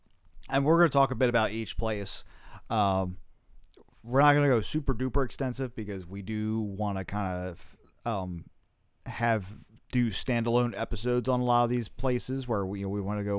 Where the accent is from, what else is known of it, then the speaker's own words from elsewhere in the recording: New Jersey, United States; Because Jersey sucks in the winter. We're from New Jersey, by the way.